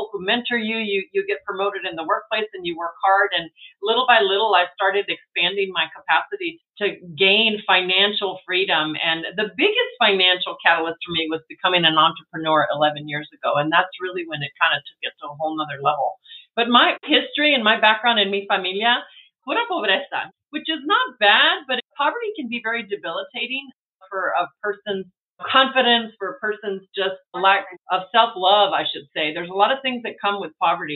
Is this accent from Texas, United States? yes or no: yes; El Paso, Texas, United States; I'm a border town girl. I grew up in El Paso